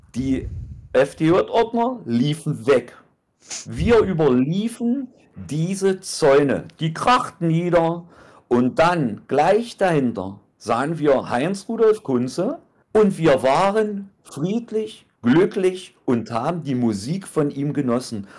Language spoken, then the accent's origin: German; East Germany, Germany; Und ich bin ein Ossi